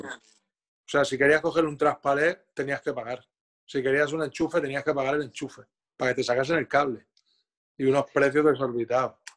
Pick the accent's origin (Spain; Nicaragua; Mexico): Spain; Moncada; Jordi y yo somos del mismo pueblo, somos de Moncada los dos